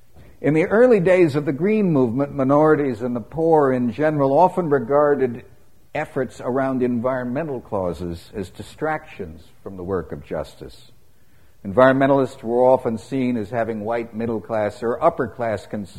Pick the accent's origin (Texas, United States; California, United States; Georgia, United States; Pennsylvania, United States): California, United States; now in Kentucky, United States; I grew up in California, the Golden State.